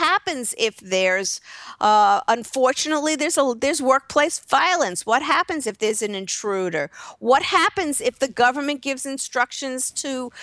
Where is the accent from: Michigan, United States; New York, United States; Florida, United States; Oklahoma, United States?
New York, United States; moved away; I'm from New York originally